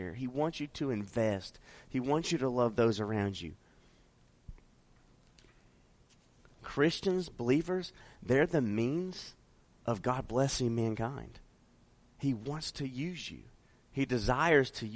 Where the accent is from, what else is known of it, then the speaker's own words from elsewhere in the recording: Las Vegas, Nevada, United States; I'm from Vegas. So I lived a large portion of my life in Vegas